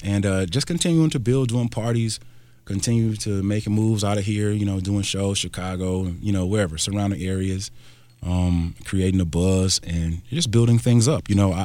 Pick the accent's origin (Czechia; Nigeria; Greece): Nigeria; You know, I'm Nigerian